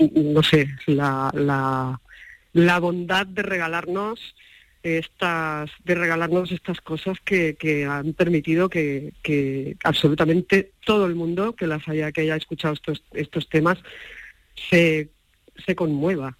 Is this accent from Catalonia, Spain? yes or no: yes; Catalonia, Spain; la mitad de mí es malagueña, yo soy catalana, pero la mitad de mí es mi papá era malagueño